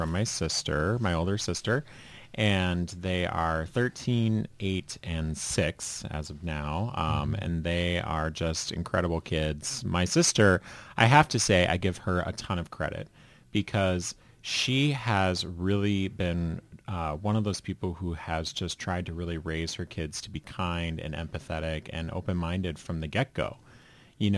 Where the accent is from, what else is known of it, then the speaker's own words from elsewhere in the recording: Red Wing, Minnesota, United States; also born or lived in Farmington, Minnesota; now in Northfield, United States; I grew up just south of Northfield in Red Wings.